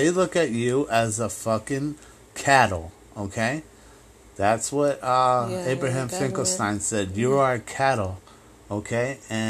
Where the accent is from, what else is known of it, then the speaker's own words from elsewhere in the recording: Ireland; I was raised Catholic in Ireland